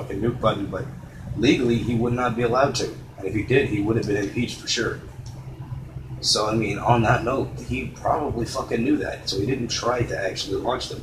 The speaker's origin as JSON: {"language": "English", "country": "United States", "said": "as an American"}